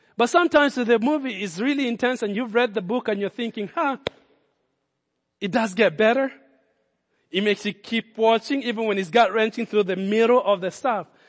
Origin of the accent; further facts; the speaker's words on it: Nairobi, Kenya; moved away as an adult; now in United States; when I grew up in Kenya